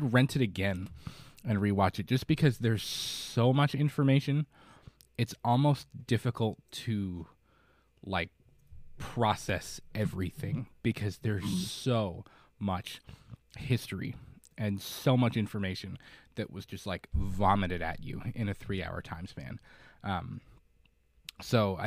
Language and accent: English; Florida, United States; moved away; I'm from Florida